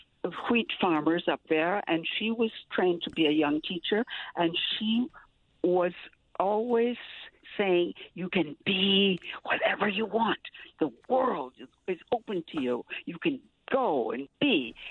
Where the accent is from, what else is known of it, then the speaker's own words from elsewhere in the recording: Minnesota, United States; moved away; I'm from Minnesota. My mother was a Canadian.